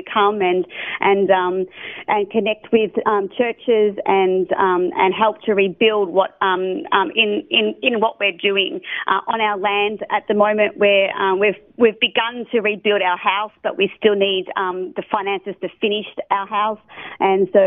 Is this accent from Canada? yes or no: no; Australia; moved away; I'm a missionary from Australia